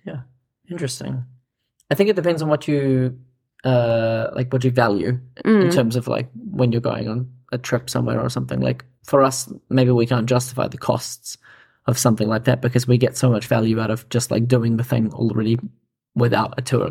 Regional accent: New Zealand; maybe that's just because I'm biased from New Zealand

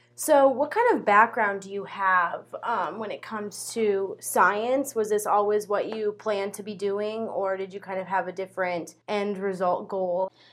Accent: Paxton, Nebraska, United States; an agricultural and environmental sciences communication student from Paxton, Nebraska

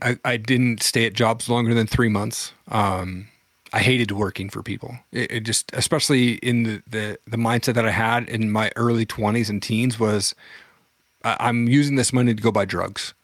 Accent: Washington, United States; There was a community college where I grew up in Washington

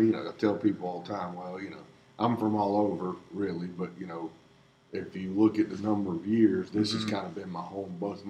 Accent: Greenwood, South Carolina, United States; moved away as an adult; I grew up in Greenwood

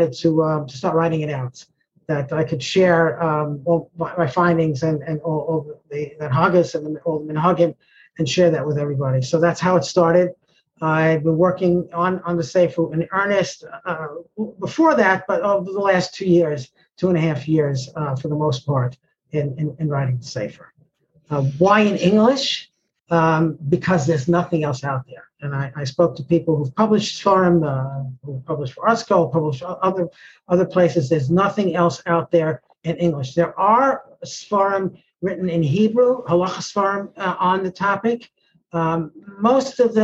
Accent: New York City, New York, United States; I grew up in Washington Heights.

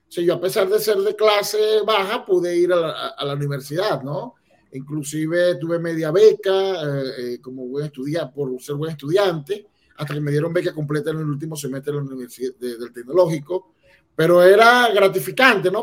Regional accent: Barquisimeto, Lara, Venezuela; moved away as an adult; also born or lived in Acarigua-Araure, Venezuela; now in Utah, United States; nací allí, pero me fui muy joven a, Barquisimeto, que es la ciudad musical de, Venezuela, y allí este, me casé y bueno, y estudié y hice parte de mi vida

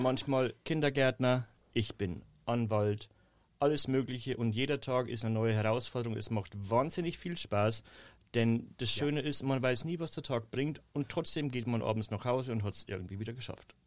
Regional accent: Bavarian Forest, Germany; accent: rolled R like Carolin Reiber; moved away as an adult; im Bayerischen Wald in meiner Heimat. Man hört es wahrscheinlich immer noch an diesem tollen Caroline Reiber R.

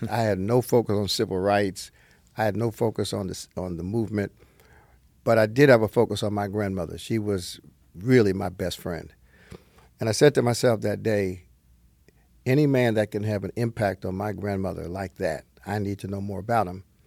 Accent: northern New Jersey, United States; also born or lived in Brooklyn, New York; I was born in Brooklyn, but I escaped at an early age to New Jersey.

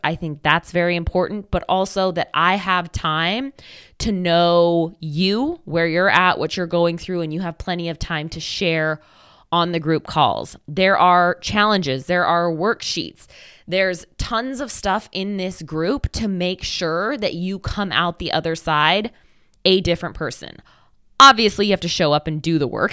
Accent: Oregon, United States; I'm from Oregon

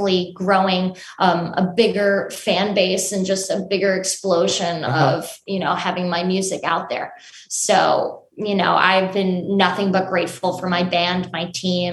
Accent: Long Island, New York, United States; I grew up on Long Island in New York

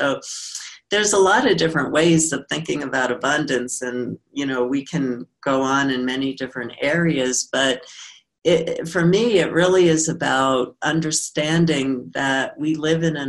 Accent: New York City, New York, United States; I grew up in New York

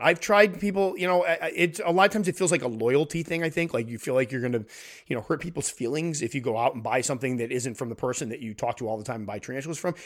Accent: Connecticut, United States; my home state of Connecticut

